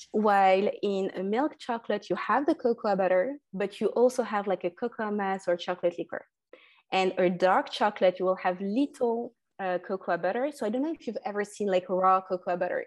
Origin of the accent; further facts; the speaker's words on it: France; also born or lived in North Africa; I was born and raised in France